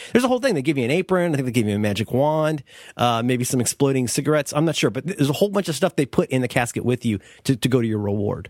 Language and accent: English; Cincinnati, Ohio, United States; I'm from Cincinnati